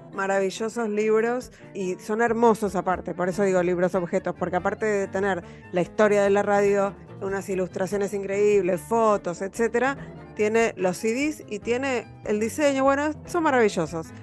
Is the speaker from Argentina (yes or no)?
yes; Argentina; yo así como argentino